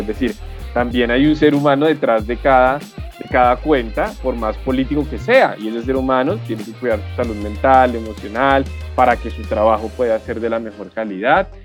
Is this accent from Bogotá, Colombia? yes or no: yes; Bogotá, Colombia; soy orgullosamente bogotano, con familia de otros lugares del país como el Quindío, el Tolima, el Huila